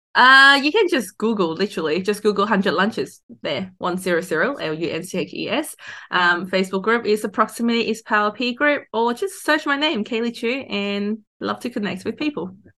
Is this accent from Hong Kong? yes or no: yes; Hong Kong; now in Australia; I grew up in Hong Kong.